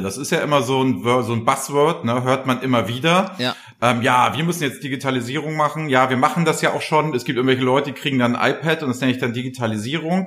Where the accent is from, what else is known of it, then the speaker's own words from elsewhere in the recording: Flensburg, Schleswig-Holstein, Germany; also born or lived in Kiel / Hamburg; Ja, ich bin, ich bin Norddeutscher durch und durch. In Flensburg geboren